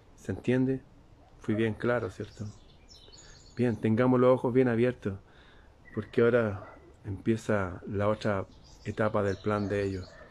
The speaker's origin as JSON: {"language": "Spanish", "country": "Chile", "said": "En mi país"}